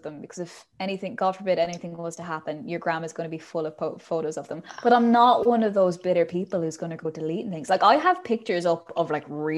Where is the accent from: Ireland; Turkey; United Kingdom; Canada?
Ireland; I'm Irish